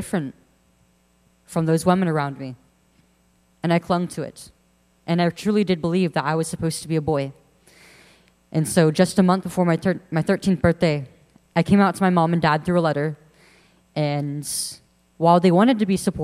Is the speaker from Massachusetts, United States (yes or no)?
no; Central Valley of California, United States; I'm 19 years old now, and I'm from the Central Valley of California